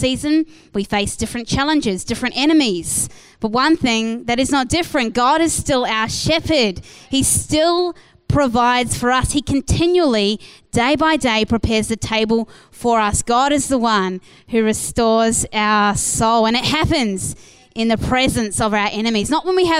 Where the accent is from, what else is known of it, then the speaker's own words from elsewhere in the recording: New Zealand; moved away as an adult; now in Perth, Australia; I was from New Zealand